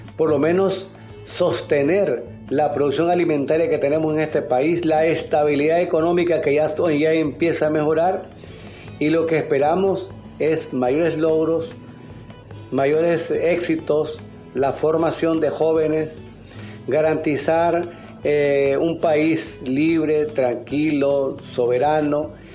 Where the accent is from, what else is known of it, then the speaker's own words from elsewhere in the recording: Nicaragua; Como nicaragüense de esta patria de Rubén Darío, de Sandino, de Carlos Fonseca